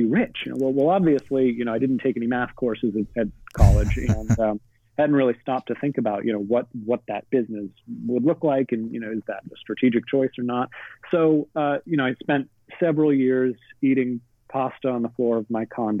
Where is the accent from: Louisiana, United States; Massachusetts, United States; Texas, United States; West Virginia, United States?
Massachusetts, United States; Boston; I grew up in Boston